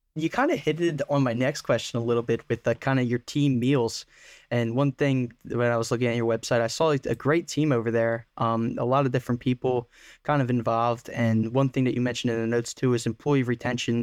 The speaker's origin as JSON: {"language": "English", "area": "Delaware County", "region": "Pennsylvania", "country": "United States", "tie": "born or raised there", "said": "I grew up in Delco"}